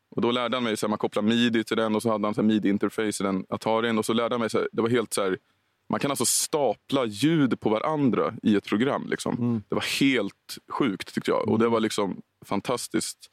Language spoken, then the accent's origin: Swedish; Storvreta, Uppsala County, Sweden; jobbade jag en sommar på Konsum i Storvreta där jag växte upp